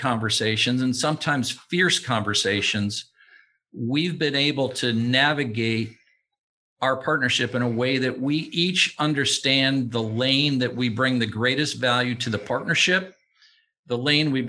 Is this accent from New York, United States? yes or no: yes; North Tonawanda, New York, United States; moved away as an adult; I'm from a little town outside of Buffalo, New York. It's situated, quite frankly, between Buffalo and Niagara Falls, called North Tonawanda, New York.